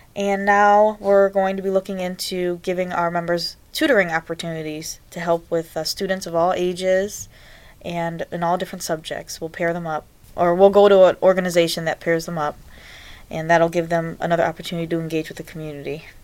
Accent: Cleveland, Ohio, United States; I was born and raised here in Cleveland.

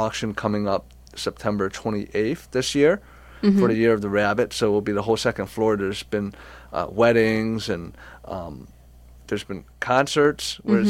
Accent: France; born there; I was born in France.

